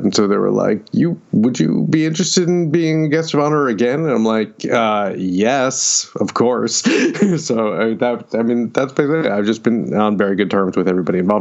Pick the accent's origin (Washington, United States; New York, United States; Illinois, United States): New York, United States; Syracuse; moved away as an adult; also born or lived in Pennsylvania; now in Austin, United States; I grew up just outside of Syracuse